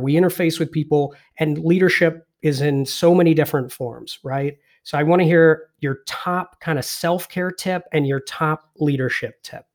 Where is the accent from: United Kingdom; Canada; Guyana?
United Kingdom; England; I was born and raised in England